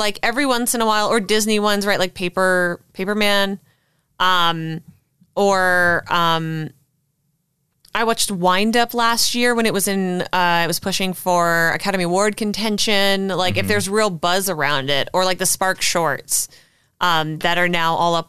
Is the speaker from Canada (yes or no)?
yes; Canada; now in United States; I am and will always be Canadian